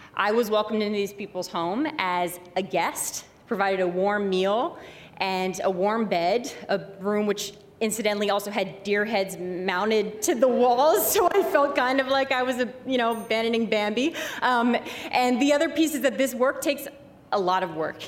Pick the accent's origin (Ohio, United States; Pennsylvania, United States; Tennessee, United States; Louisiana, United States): Pennsylvania, United States; Philadelphia; accent: Philly; I was from Philly, I had a Philly accent.